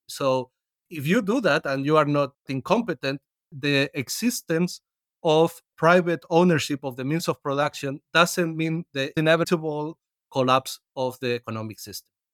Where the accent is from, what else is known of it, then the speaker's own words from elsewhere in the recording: Spain; I come from Spain and it is the country I know better